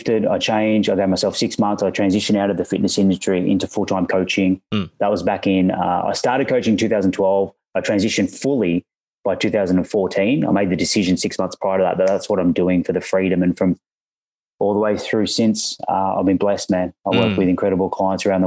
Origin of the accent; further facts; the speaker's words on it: Australia; accent: Australian; I'm an Aussie, as you may hear from the accent.